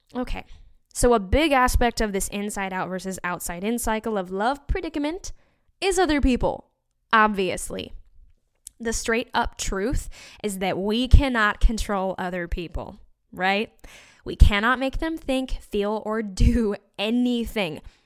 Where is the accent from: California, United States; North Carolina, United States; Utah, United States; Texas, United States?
Utah, United States; born or raised there; moved away